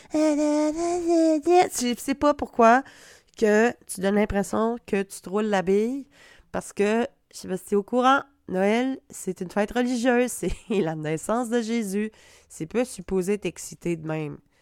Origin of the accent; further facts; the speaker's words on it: Quebec, Canada; accent: Québec; mon accent de Québec